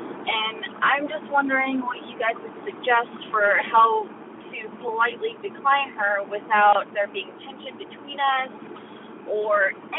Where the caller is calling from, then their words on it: Los Angeles, California, United States; I'm calling from Los Angeles.